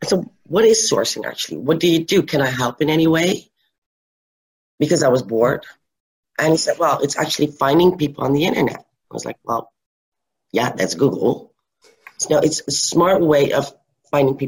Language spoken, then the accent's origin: English; Netherlands; I started with a biochemical company near my hometown, which helped because I knew all the cities surrounding